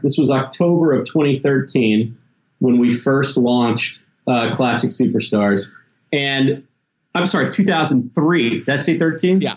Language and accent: English; Tennessee and Mississippi, the South, United States; also born or lived in Memphis, Tennessee; I grew up in Tennessee and Mississippi